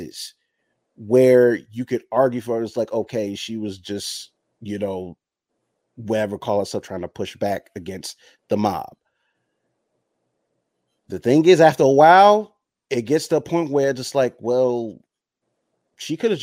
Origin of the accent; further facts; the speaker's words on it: United States; I'm American. I was born here